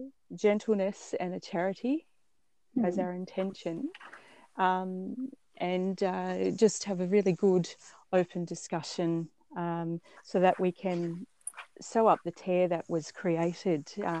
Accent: Albury, New South Wales, Australia; I'm a mother of six children. I come from Albury, New South Wales, and I live in a very faith-filled community, which is very strong.

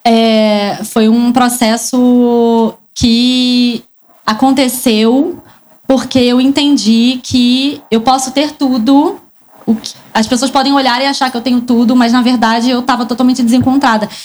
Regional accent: Rio de Janeiro, Brazil; eu não sou de São Paulo, eu sou do Rio

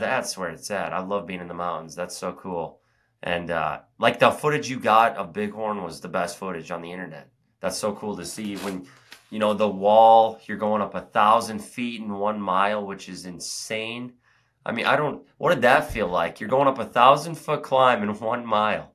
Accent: Oak Ridge, Tennessee, United States; it's the Secret City Oak Ridge Half Marathon here, my hometown race

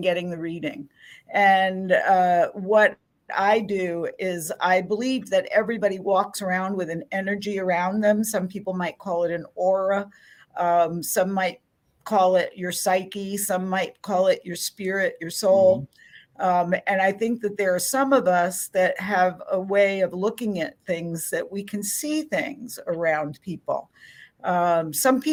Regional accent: New Orleans, Louisiana, United States; I'm from New Orleans, and I've been a professional psychic medium here for coming on 40 years

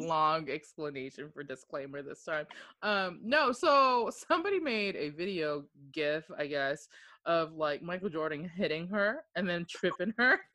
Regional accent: Okinawa, Japan; moved away; I was born and raised in Oki

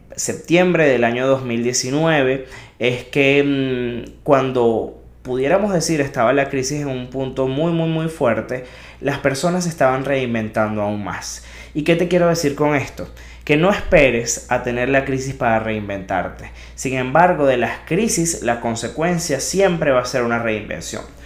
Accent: Venezuela; moved away; Venezuela, ese país que amo y de donde vengo

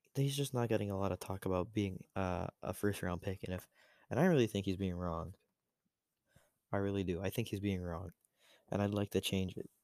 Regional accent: Florida, United States; moved away; I'm from Florida

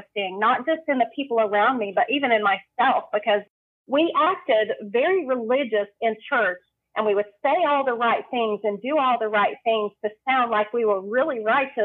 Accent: Western North Carolina, United States; I was born in North Carolina, and I have spent most of my life in Western North Carolina.

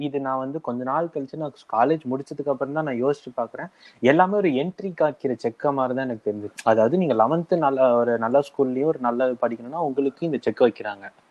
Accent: Madurai, Tamil Nadu, India; moved away; also born or lived in Chennai; நானும் மதுரையில தான் பிறந்தேன் சென்னை போனது

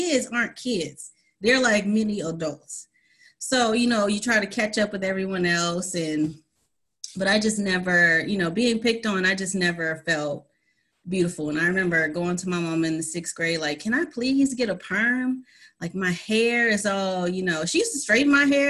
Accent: College Park, Georgia, United States; also born or lived in New York; I grew up in College Park, Georgia

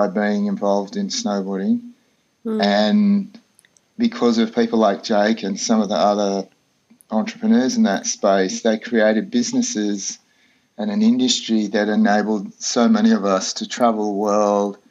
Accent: Australia; moved away as an adult; also born or lived in Colorado; I grew up in Australia, lived in the outback for many years

